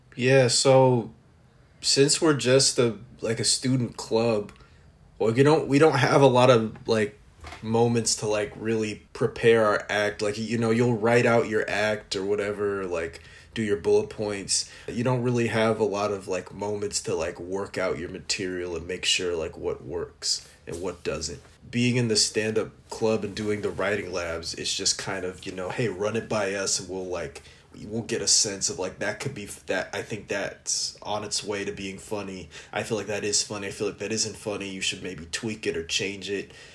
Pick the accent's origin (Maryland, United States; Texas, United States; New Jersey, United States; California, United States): California, United States; Los Angeles; from Los Angeles